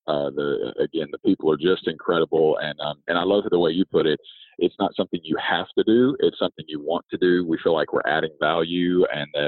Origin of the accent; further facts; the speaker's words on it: rural West Virginia, United States; I grew up in rural West Virginia, a very small town.